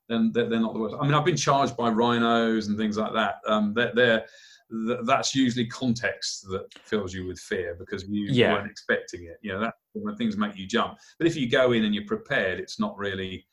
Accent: United Kingdom; as a British kid, we're somewhat limited in the number of species of frogs we've got in the UK.

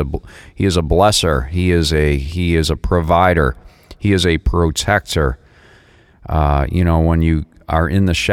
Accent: Massachusetts, United States; now in Boca Raton, United States; I'm originally from the Northeast, from Massachusetts

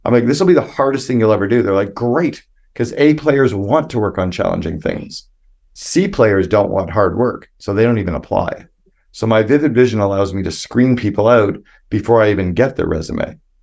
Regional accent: Canada; I'm this Canadian kid

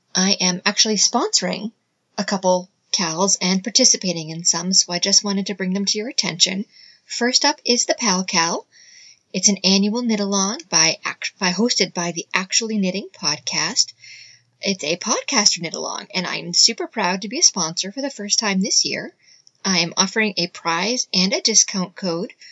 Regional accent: United States; she and I were both born and raised in the US

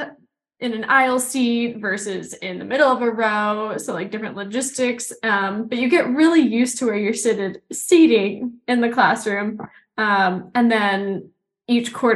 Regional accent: Houston, Texas, United States; moved away as an adult; also born or lived in Salt Lake City, Utah; I'm originally from Houston, Texas, born and raised.

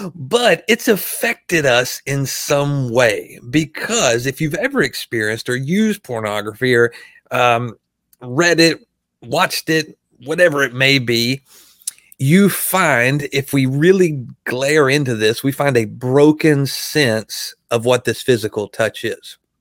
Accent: Arkansas, United States; I'm from Arkansas

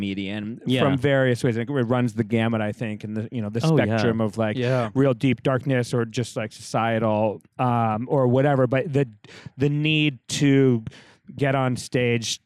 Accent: Rhode Island, United States; moved away as an adult; also born or lived in San Francisco; now in Los Angeles, United States; I'm from Rhode Island originally

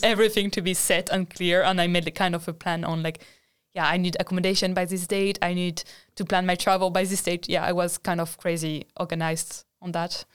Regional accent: France; moved away as an adult; now in Sweden; I come from France

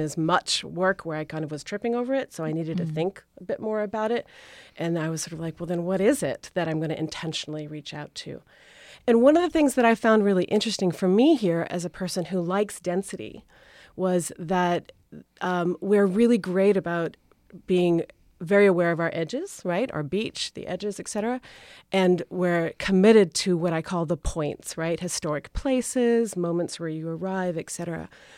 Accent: Rhode Island, United States; moved away as an adult; also born or lived in Syracuse / Philadelphia / Boston; now in Cape Cod, United States; I grew up in Rhode Island, and the funny thing is that I now teach at Rhode Island School of Design. Everyone assumes that I went there, but I come from a very large Portuguese-Italian family

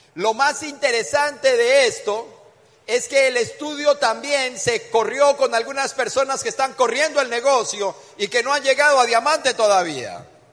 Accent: Colombia; Venimos desde Colombia

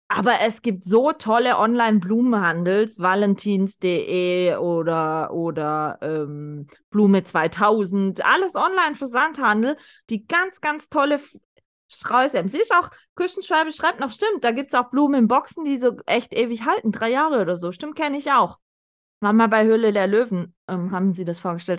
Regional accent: the South, Southern Germany, Germany; Bei uns im Süden

